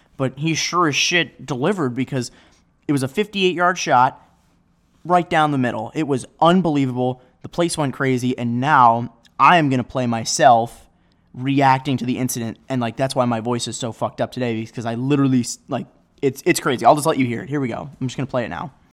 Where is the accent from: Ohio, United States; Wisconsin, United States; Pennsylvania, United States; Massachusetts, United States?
Ohio, United States; Chagrin Falls; now in Chicago, United States; the guy who runs it graduated from my high school back home